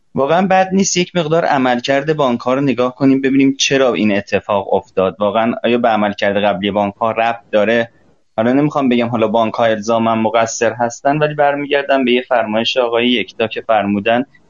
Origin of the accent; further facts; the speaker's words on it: Iran; من به عنوان یک ایرانی